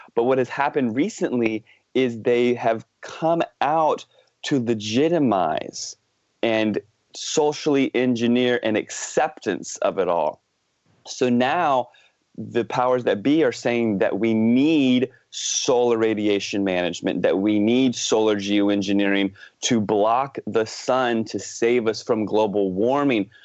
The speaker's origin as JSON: {"language": "English", "country": "United States", "tie": "born or raised there", "moved": "yes", "lives_now": "Vancouver, Canada", "said": "I grew up in the Washington, D.C. suburbs in the East Coast of the States."}